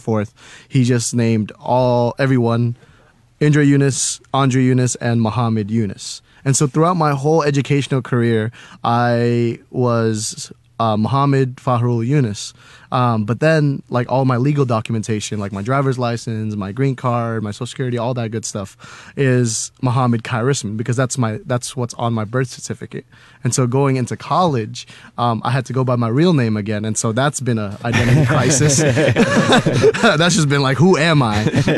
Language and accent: English; Cimahi, West Java, Indonesia; born there; Okay, so I was born in Indonesia, right? I was born in Cimahi, Indonesia, which is like a few hours away from Jakarta, the capital of Indonesia.